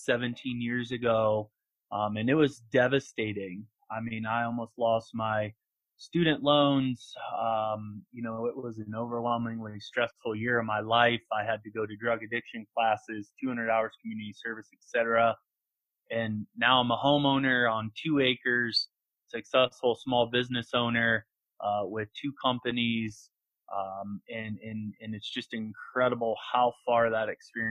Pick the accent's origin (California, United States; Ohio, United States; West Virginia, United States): Ohio, United States; Canton; moved away as an adult; also born or lived in Colorado; So I'm an Ohio native, born and raised in Canton, Ohio